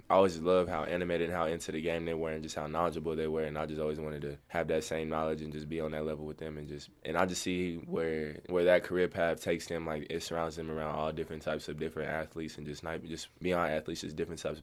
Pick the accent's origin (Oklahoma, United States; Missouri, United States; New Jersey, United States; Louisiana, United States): Oklahoma, United States; Oklahoma City; I'm from Oklahoma City, Oklahoma